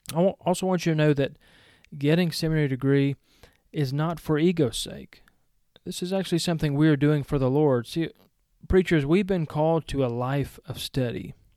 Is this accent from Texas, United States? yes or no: no; Georgia, United States; accent: Southern; also born or lived in Powell, Tennessee; I was born in Georgia